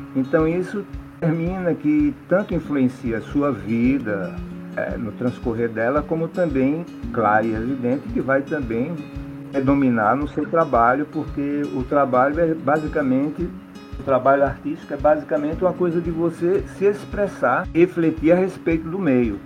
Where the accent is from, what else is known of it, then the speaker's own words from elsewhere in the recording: Juazeiro, Bahia, Brazil; Nasci em Juazeiro, Bahia e sou artista plástico